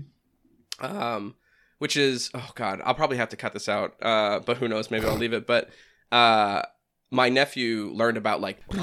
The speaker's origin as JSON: {"language": "English", "region": "New Hampshire", "country": "United States", "said": "I'm from the Boston area, which I don't know if anyone can ever get that a, a taste of that accent. I'm like I'm north of it in New Hampshire"}